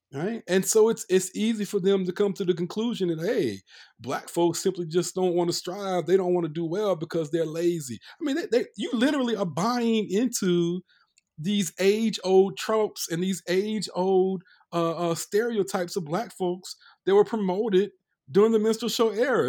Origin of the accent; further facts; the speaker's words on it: North Carolina, United States; we're cousins, you know, we grew up in North Carolina.